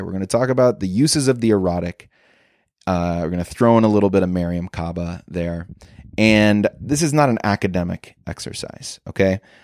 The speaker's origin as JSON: {"language": "English", "town": "Chicago", "region": "Illinois", "country": "United States", "said": "I'm a comedian from Chicago"}